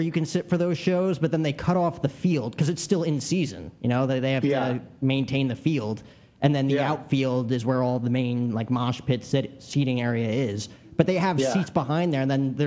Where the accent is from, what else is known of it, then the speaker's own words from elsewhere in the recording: New Jersey, United States; I grew up in New Jersey